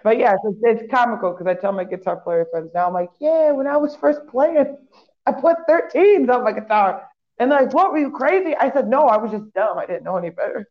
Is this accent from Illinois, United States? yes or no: yes; Waukegan, Illinois, United States; a local band in Waukegan, my hometown